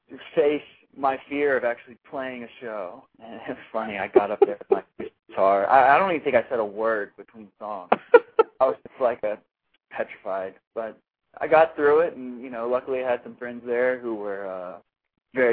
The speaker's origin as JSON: {"language": "English", "town": "Magnolia", "region": "Texas", "country": "United States", "tie": "born or raised there", "also_born_or_lived": "New York", "moved": "as an adult", "lives_now": "Austin, United States", "said": "I was born and raised in Texas"}